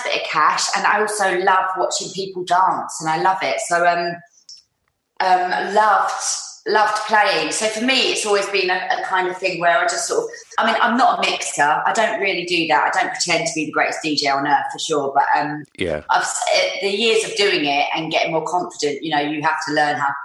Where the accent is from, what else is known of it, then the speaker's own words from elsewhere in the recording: London, United Kingdom; growing up in North London